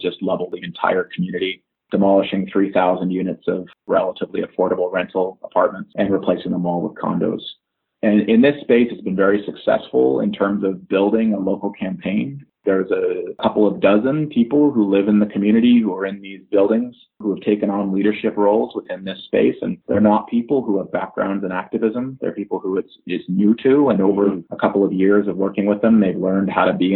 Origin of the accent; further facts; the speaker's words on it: Vancouver, British Columbia, Canada; I've lived in the Vancouver area for my whole life